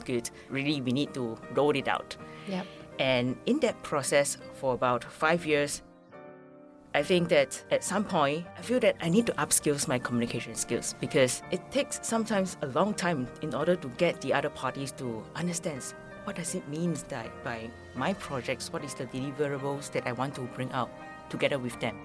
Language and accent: English; Malaysia; now in Taiwan; I'm a Malaysian